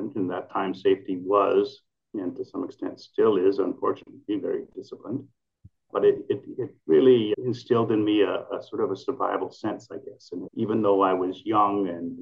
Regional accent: Manitoba, Canada; moved away; in Canada, where I grew up in Manitoba

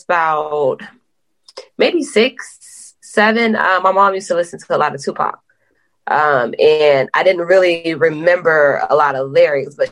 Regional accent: Polk County, Florida, United States; now in Atlanta, United States; I am from Polk County, Florida. I just live in Atlanta

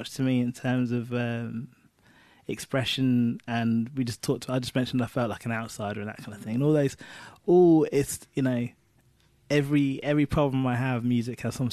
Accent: Cambridgeshire, East of England, United Kingdom; Cambridgeshire, which is where I spent most of my childhood

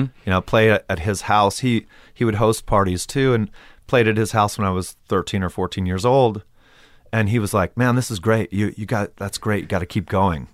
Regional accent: Palm Desert, California, United States; my hometown

